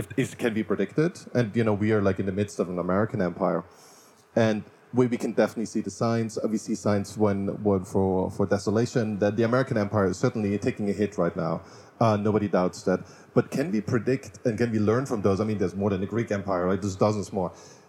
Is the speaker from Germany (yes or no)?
yes; Germany; I grew up in Germany, so extreme nationalism in Germany